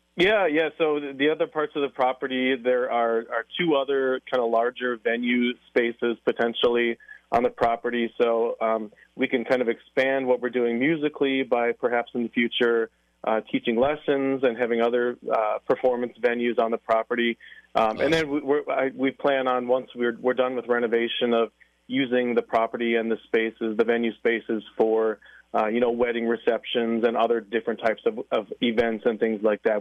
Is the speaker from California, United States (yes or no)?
no; La Crosse, Wisconsin, United States; now in Alaska, United States; I'm from Lacrosse.